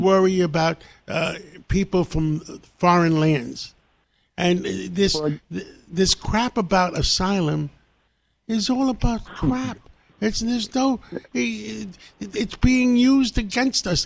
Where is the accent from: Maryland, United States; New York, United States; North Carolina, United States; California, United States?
New York, United States; New York City; English is a second language; I grew up in Harlem I had nothing. English was my second language.